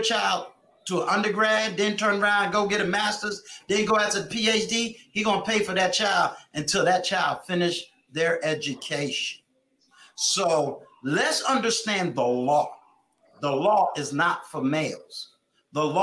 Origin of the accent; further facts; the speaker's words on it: New York, United States; I'm from New York